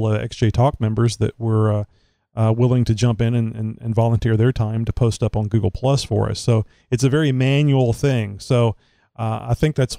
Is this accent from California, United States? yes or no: no; Southeast Texas, United States; born or raised there